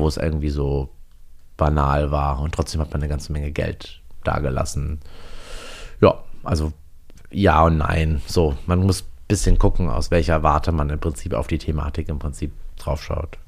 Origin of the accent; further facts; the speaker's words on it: GDR, East Germany, Germany; ich bin ja in der DDR geboren